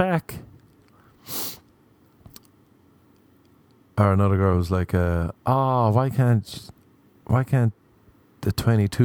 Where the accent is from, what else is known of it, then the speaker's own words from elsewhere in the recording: Ireland; now in Los Angeles, United States; I am Irish